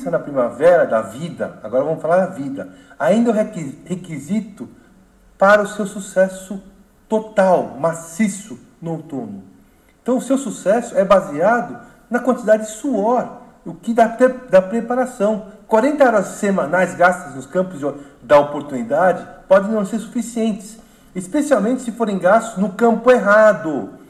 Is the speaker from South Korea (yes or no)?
yes; South Korea; moved away; imigrante, eu sou um exemplo da, da imigração. A minha, a minha área, a Coreia do Sul, quando, quando nós saímos da Coreia do Sul em 71, era um país paupérrimo